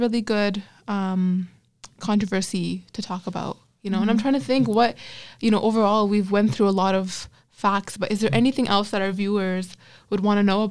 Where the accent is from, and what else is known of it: Pakistan